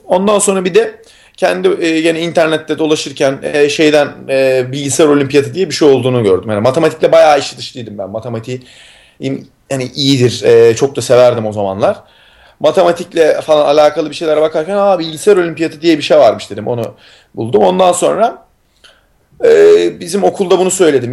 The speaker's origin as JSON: {"language": "Turkish", "region": "Istanbul", "country": "Turkey", "tie": "born or raised there", "moved": "yes", "said": "İstanbul'da doğdum büyüdüm."}